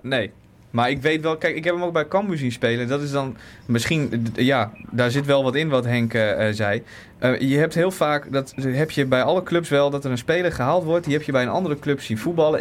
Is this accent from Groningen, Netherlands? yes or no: yes; Groningen, Netherlands; kom ik uit Groningen.